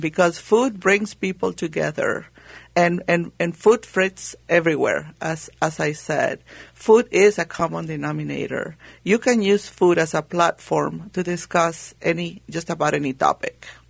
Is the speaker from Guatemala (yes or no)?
yes; Guatemala; moved away; growing up in Guatemala